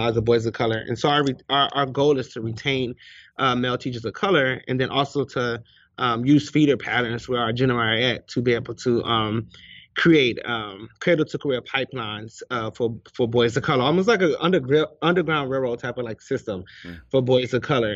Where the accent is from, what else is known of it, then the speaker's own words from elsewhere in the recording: Cleveland, Ohio, United States; now in Charlotte, United States; I am from Cleveland, Ohio, but I live here in Charlotte, North Carolina